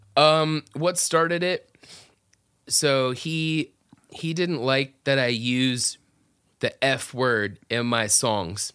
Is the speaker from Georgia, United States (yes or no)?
yes; Atlanta, Georgia, United States; moved away as an adult; also born or lived in South Florida near Miami; now in Orlando, United States; grew up my whole life in Atlanta area where I was raised